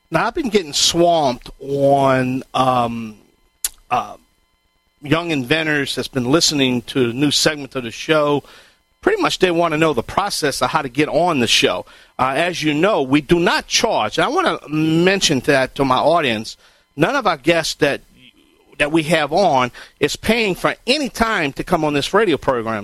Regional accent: Cajun, Louisiana, United States; I am the Cajun contractor

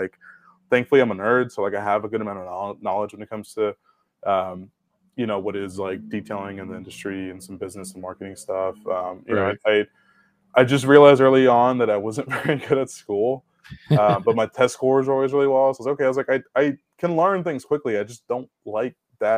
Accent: Oakland, California, United States; moved away as an adult; also born or lived in Tracy, California; now in Chicago, United States; I was born in Oakland.

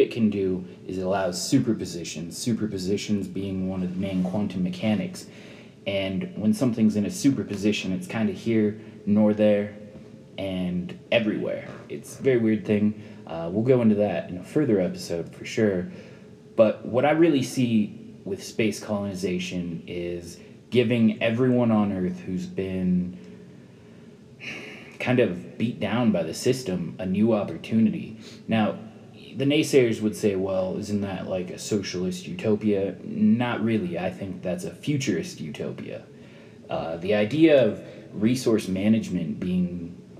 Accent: United States; the privileged position of being an American

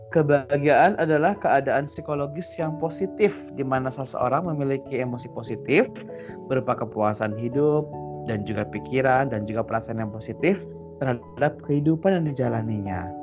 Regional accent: Sukabumi, West Java, Indonesia; Contohnya di kota gue ini nih, Sukabumi ini, kebahagiaan adalah kalau lu bisa berbuat sesuatu di luar kota ini, kayak uh, pindah dari sini

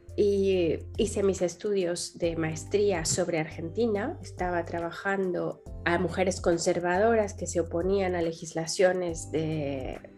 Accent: Mexico; soy, soy mexicana

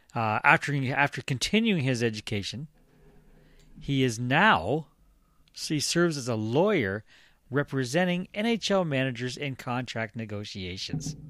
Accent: Sarnia, Ontario, Canada; I grew up in Sarnia.

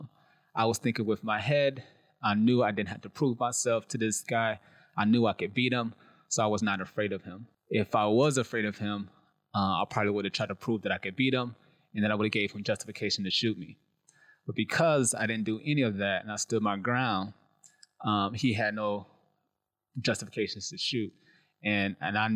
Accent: Detroit, Michigan, United States; moved away; also born or lived in Atlanta; I'm from Detroit. Born and raised in Detroit

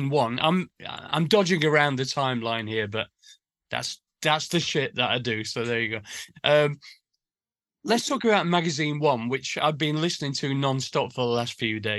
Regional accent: Sheffield, Yorkshire and the Humber, United Kingdom; we grew up in Sheffield, a big industrial town

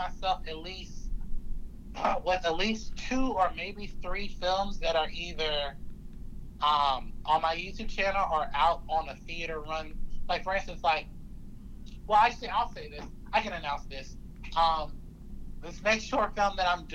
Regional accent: Pensacola, Florida, United States; Pensacola is my hometown

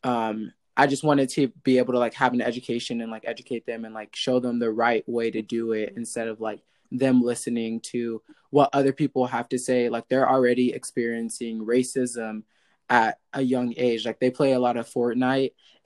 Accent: Stockton, California, United States; growing up in Stockton, like that is not the best mm-hmm. place to be

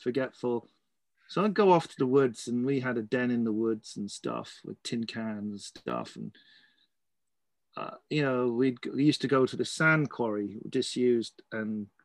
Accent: Surrey, South East England, United Kingdom; also born or lived in Scotland / Kent / Wexford, Ireland; now in Ireland; I started out in Scotland, but I don't really remember that. Moved down to Kent and from there to Surrey

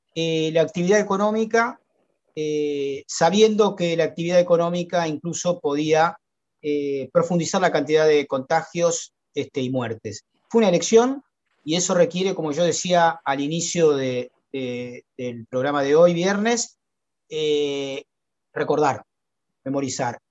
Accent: Argentina; nuestro país

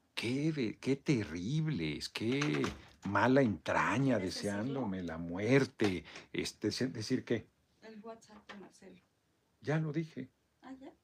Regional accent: Tlalnepantla, State of Mexico, Mexico; Tlalnepantla, casi mi tierra adoptiva, pues ahí crecí, ahí llegué yo a los cinco años a Tlalnepantla, Estado de México

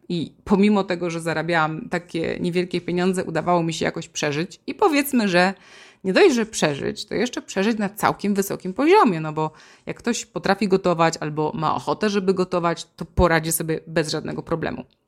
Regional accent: Silesian Voivodeship, Poland; now in Warsaw, Poland; u nas na Śląsku o godzinie 12 to rosół musi być

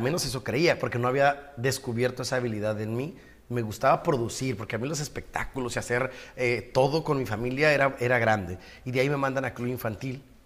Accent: Ensenada, Baja California, Mexico; moved away as an adult; now in Tijuana, Mexico; Nací en Ensenada, 20 años viví allá y llevo 21 años ya en Tijuana.

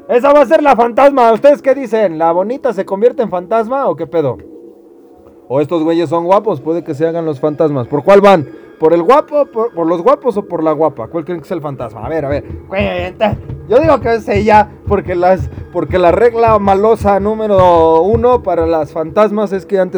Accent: Mexico; Y si nos van a decir algo acerca de que los mexicanos y otros nos parecemos, nos vale madre.

